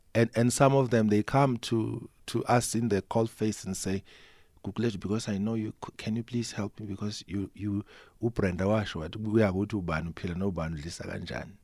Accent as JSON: {"language": "English", "country": "South Africa", "tie": "born or raised there", "said": "Kanongoma, for instance, my hometown, you, you don't have these services"}